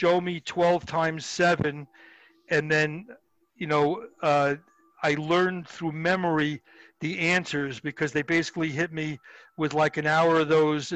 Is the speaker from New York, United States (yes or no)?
yes; Long Island, New York, United States; I grew up in Long Island